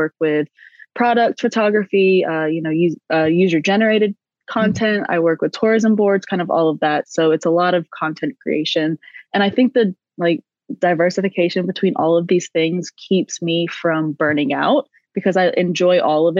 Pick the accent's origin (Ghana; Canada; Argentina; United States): United States; South Carolina; moved away as an adult; now in Austria; right now I'm actually in the United States in South Carolina. I came home to visit my family for the holidays